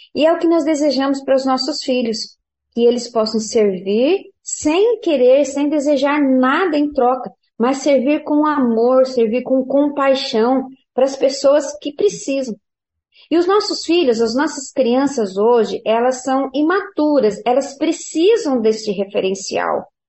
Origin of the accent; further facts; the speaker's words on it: Paraná, Brazil; quando eu era criança, ah, lá no Paraná